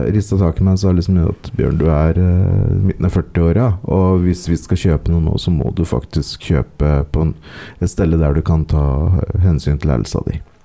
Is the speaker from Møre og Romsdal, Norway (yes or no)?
no; Ringsaker, Innlandet, Norway; Ringsaker kommune, som er der jeg vokste opp